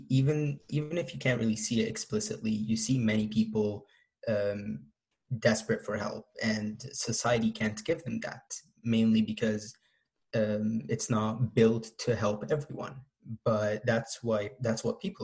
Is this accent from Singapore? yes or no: no; Egypt; now in Oshawa, Canada; I'm from Egypt and I currently live in Oshawa.